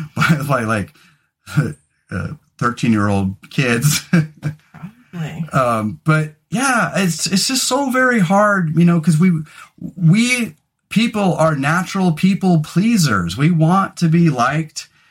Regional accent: California, United States; moved away as an adult; now in Oregon, United States; especially having grown up in California

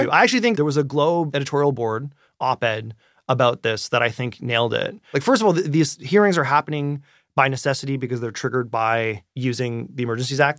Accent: Canada; I am truly approaching this as a Canadian citizen and media consumer

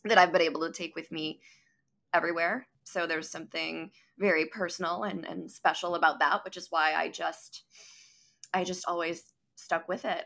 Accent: Neenah, Wisconsin, United States; I was born and raised in Neenah

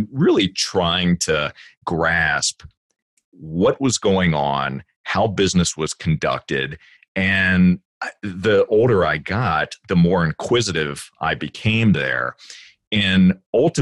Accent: Virginia, United States; I grew up in Virginia

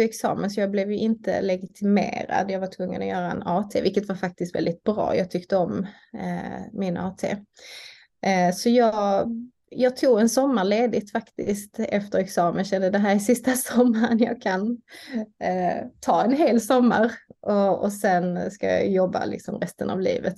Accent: Malmö, Skåne, Sweden; bor jag i Malmö där jag är uppvuxen

